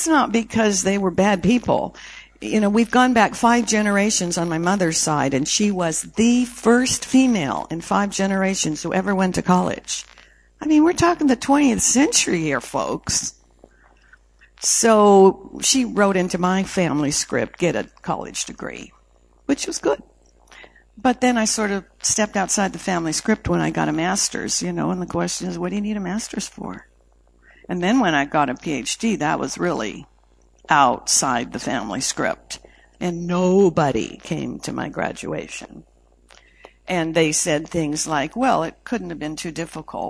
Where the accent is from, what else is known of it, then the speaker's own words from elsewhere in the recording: Canada; I was born in Canada, 56 degrees below zero Fahrenheit when I came out the chute.